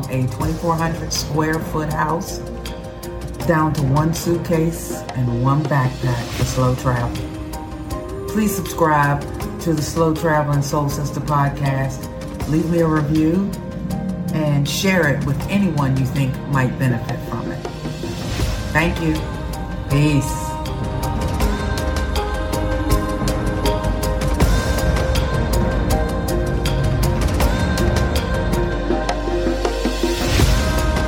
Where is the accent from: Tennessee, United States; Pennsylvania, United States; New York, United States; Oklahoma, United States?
Pennsylvania, United States; Pittsburgh; I grew up in Pittsburgh, Pennsylvania